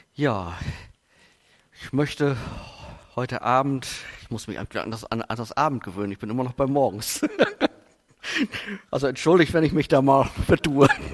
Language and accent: German; Steinfurt, North Rhine-Westphalia, Germany; ich komme aus Buchsteinfurt